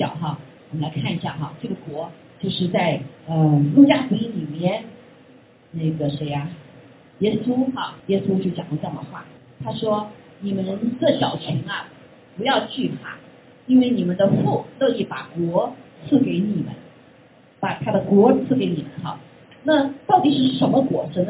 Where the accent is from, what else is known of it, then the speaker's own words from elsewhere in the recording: China; 包括我们中国人哈，中国人